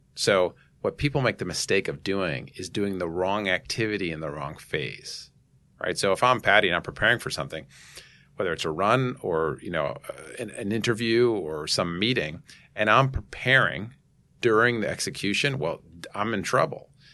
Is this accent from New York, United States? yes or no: yes; New York City, New York, United States; I grew up in Manhattan here